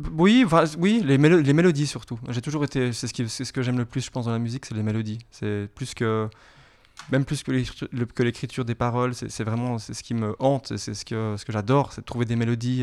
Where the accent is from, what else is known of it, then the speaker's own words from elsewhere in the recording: Geneva, Switzerland; Et je viens de Genève. Je suis pure, euh, pure genevois. Voilà, j'ai grandi et je viens d'ici avec euh, des origines siciliennes